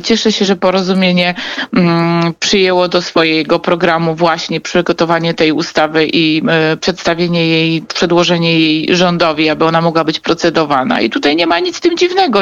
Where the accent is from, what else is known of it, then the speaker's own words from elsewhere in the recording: Kraków, Lesser Poland, Poland; oboje jesteśmy z Krakowa